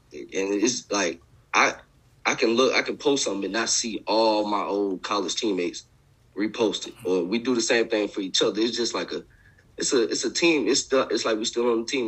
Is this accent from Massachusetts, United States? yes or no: no; Augusta, Georgia, United States; moved away; I'm from I'm from Augusta, Georgia.